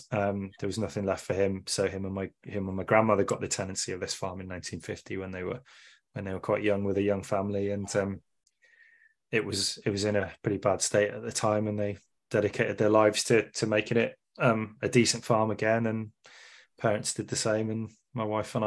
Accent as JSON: {"language": "English", "town": "Wrexham", "region": "Wales", "country": "United Kingdom", "tie": "born or raised there"}